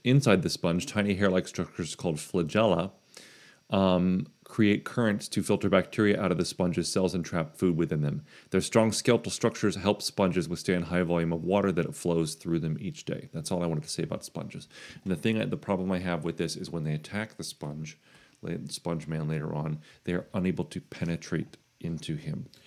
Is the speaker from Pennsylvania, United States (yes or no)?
no; New Smyrna Beach, Florida, United States; New Smyrna Beach in Florida